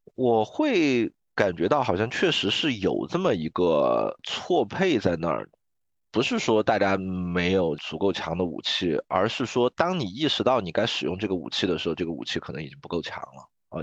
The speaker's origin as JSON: {"language": "Chinese", "country": "China", "said": "我作为一个中国人"}